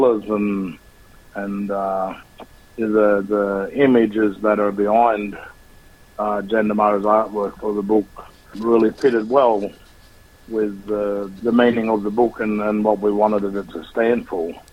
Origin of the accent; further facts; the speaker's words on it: Australia; Australians to be proud and to be very proud of who we are as a country